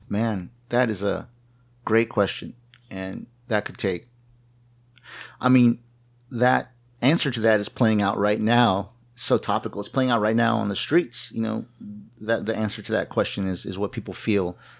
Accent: New Braunfels, Texas, United States; I was born, uh, on the banks of the Kamal River, not literally, figuratively, uh, in New Braunfels, Texas

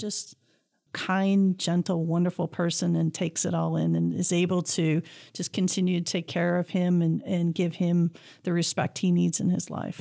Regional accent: Clawson, Michigan, United States; born or raised there

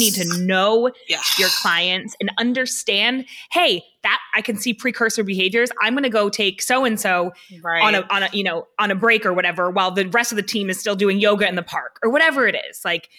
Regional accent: New Hampshire, United States; I'm from New Hampshire.

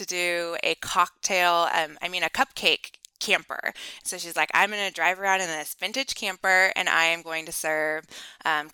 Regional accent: Washington, United States; also born or lived in Montana; We're here in Washington State, and we were born and raised in Washington State

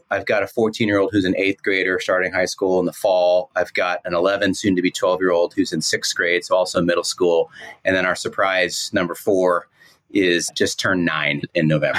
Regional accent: Northern California, United States; born or raised there

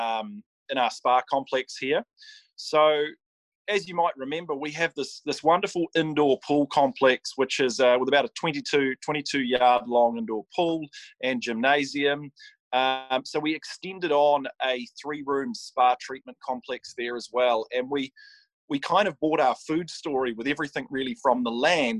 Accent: Australia; now in New Zealand; as an Australian

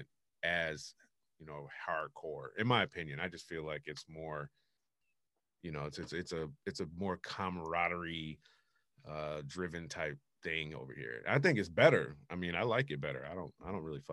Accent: United States; as an American

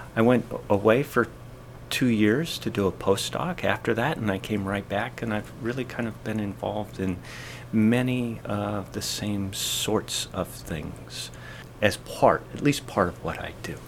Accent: Eastern Washington State, United States; moved away as an adult; now in Massachusetts, United States; I'm from Eastern Washington State.

